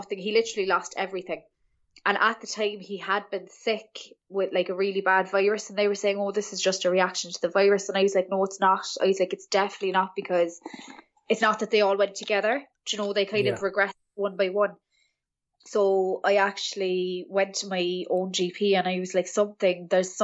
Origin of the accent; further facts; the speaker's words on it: Cork, Munster, Ireland; I am from Cork in Ireland